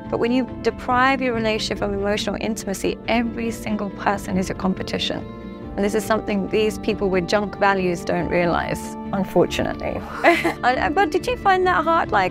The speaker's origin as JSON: {"language": "English", "region": "Dubai", "country": "United Arab Emirates", "lives_now": "London, United Kingdom", "said": "because I come from Dubai and I live in London"}